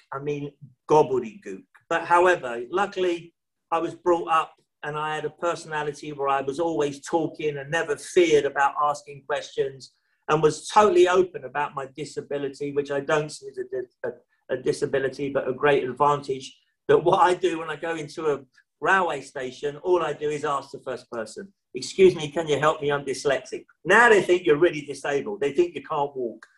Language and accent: English; London, United Kingdom; here we are growing up in London, in the rough part of London.